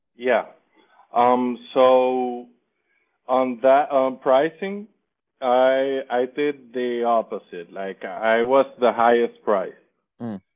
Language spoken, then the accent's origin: English; Dominican Republic; I am from Dominican Republic